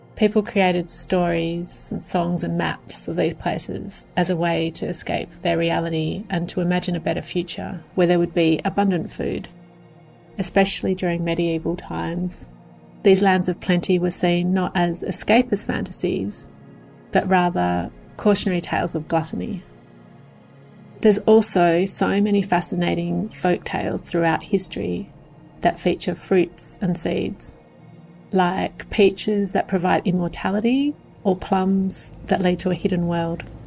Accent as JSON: {"language": "English", "country": "Australia", "said": "I'm an artist from Australia"}